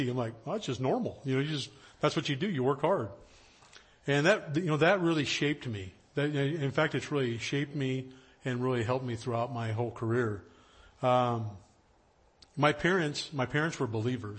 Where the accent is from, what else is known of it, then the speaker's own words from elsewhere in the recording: High Sierras, Central California, United States; now in Los Angeles, United States; I grew up in Central California up in the High Sierras, up in the mountains